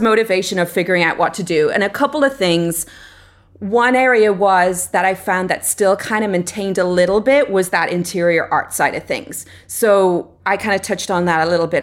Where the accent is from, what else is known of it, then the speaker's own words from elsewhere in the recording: Ireland; moved away as an adult; now in Los Angeles, United States; I'm originally from Ireland. I grew up there, um, and I went to college there